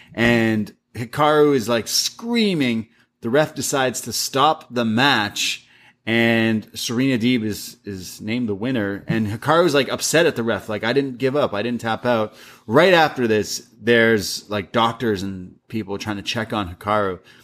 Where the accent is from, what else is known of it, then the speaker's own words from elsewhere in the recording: Canada; I grew up in Canada